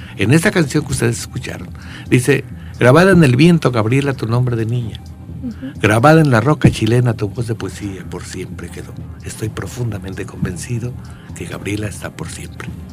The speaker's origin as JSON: {"language": "Spanish", "region": "Querétaro", "country": "Mexico", "tie": "born or raised there", "said": "Yo nací al otro lado donde se fundó Querétaro"}